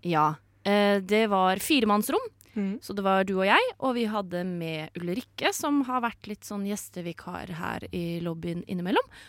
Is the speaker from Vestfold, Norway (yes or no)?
yes; Sande, Vestfold, Norway; Fra Sande i Vestfold